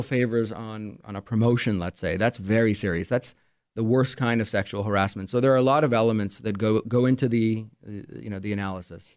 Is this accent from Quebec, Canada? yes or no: yes; Montreal, Quebec, Canada; also born or lived in Arizona; now in Rochester, United States; I grew up in Montreal